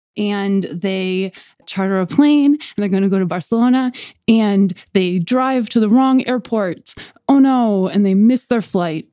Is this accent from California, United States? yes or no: no; Buffalo, New York, United States; we're from Buffalo